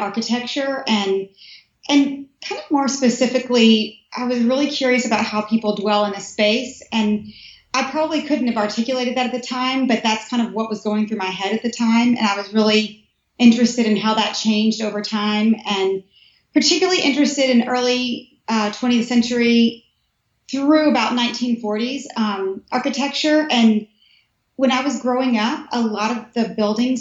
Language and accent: English; Nashville, Tennessee, United States; moved away as an adult; also born or lived in Cookeville, Tennessee / California; now in Washington, D.C., United States; I'm originally from Tennessee, Nashville, and then a little town outside of Nashville, Cookeville